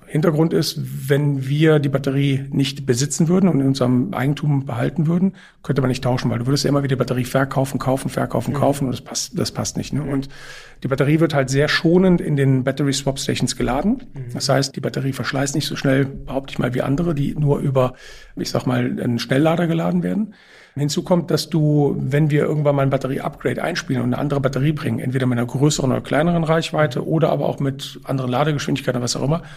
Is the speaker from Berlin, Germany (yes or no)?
no; Cologne, North Rhine-Westphalia, Germany; also born or lived in Brussels; das ist Köln. Da, wo ich herkomme